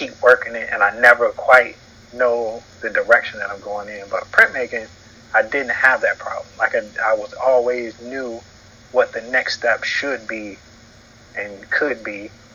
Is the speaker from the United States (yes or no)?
yes; North Carolina, United States; now in Atlanta, United States; me growing up in North Carolina